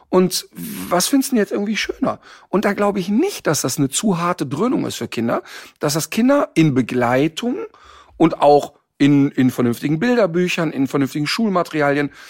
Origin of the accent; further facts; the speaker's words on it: North Rhine-Westphalia, Germany; Ich komme aus dem Ruhrpott und da ist, ich bin quasi, die erste feste Nahrung war Currywurst.